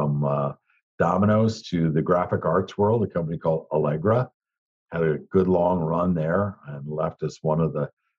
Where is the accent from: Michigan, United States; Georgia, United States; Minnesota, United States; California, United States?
Michigan, United States; upper; moved away as an adult; now in South Florida, United States; I am born and raised in a small town in extreme upper Michigan on the shore of Lake Superior